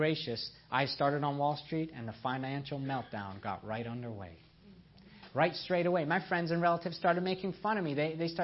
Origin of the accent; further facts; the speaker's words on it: upstate New York, United States; also born or lived in Iran / Nebraska; I was born in Iran. I was a zealous Muslim child. I was as proud as they came. I was very lost. And then my parents immigrated to North America. I grew up in New York State most of my life in upstate New York